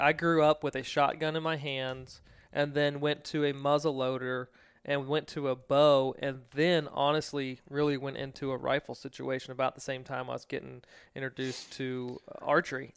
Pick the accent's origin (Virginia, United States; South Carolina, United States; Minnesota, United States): Virginia, United States; growing up in Virginia